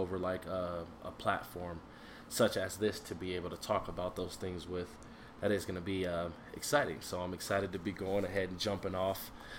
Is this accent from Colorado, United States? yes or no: yes; Denver, Colorado, United States; also born or lived in Aurora, Colorado; I am from Denver, Colorado. Born and raised. I'm in Aurora.